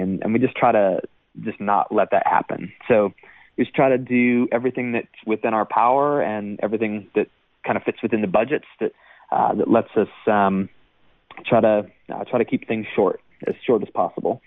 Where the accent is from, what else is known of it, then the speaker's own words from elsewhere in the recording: Michigan, United States; moved away as an adult; also born or lived in Iowa City, Iowa / Pittsburgh, Pennsylvania / Indiana; now in Nashville, United States; then to Michigan uh, for uh, for you know most of my formative years